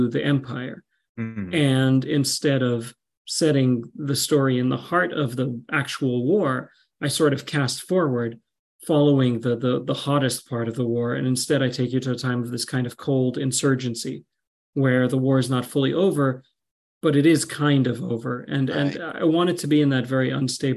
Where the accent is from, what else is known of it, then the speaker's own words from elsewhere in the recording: Qatar; I grew up in Qatar